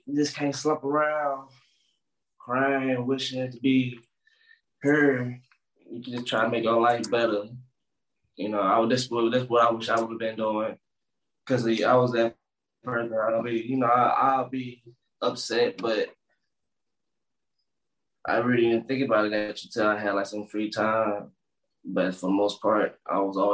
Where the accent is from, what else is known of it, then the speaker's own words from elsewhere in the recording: St. Louis, Missouri, United States; also born or lived in Minnesota; came back to St. Louis